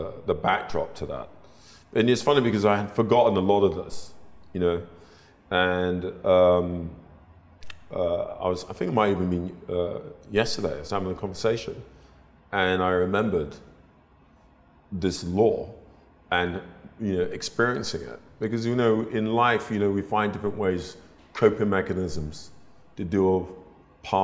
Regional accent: London, United Kingdom; I was brought up in North London

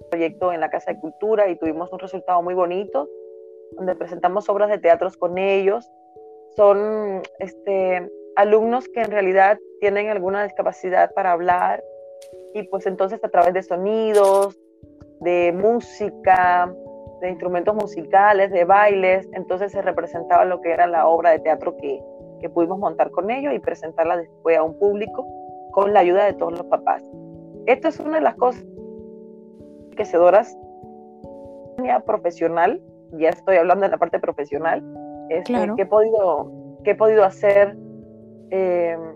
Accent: La Ruda, Havana, Cuba; moved away as an adult; now in Mexico; nací en un pequeño pueblo de la provincia habanera que se llama La Ruda, es el nombre de una planta medicinal. Ahí viví 25 años de mi vida. Y fue una niñez, puedo decir que bonita, sana y muy ingenua también.

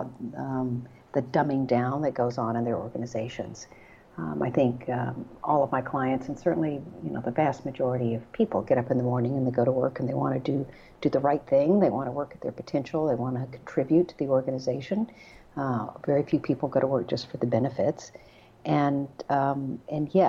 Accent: Texas, United States; I grew up in Texas

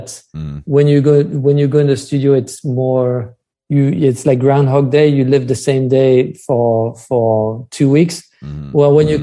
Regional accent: France; accent: French; English is a second language; now in New York City, United States; my French accent

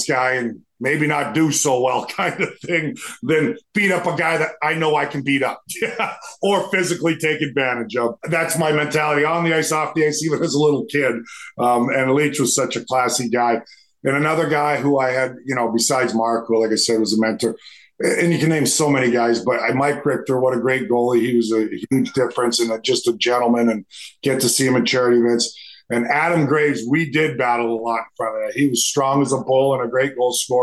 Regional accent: Edmonton, Alberta, Canada; growing up in Edmonton, Alberta

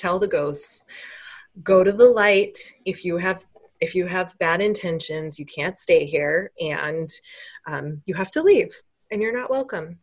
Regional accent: Chicago, Illinois, United States; I'm from Chicago

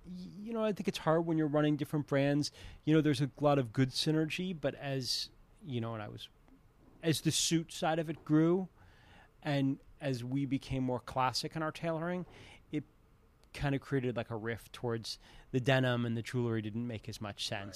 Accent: New Hampshire, United States; also born or lived in Philadelphia, Pennsylvania; I moved to New Hampshire when I was around twelve. So, kinda twelve to eighteen, formative years in New Hampshire and as a kid in Philadelphia

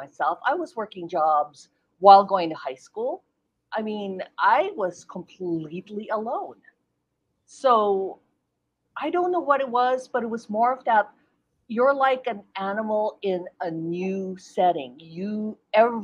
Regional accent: Philippines; now in United States; I was born in the Philippines, so when I moved here to the U.S.

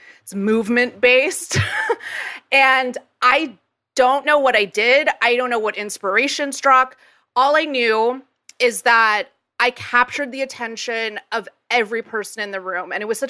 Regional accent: Jakarta, Indonesia; So I grew up in Jakarta, Indonesia.

